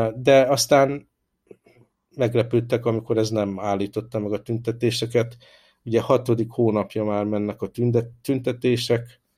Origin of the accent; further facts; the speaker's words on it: Hungary; moved away as an adult; now in Hong Kong; én, hála Isten, olyan környezetben nőttem föl Magyarországon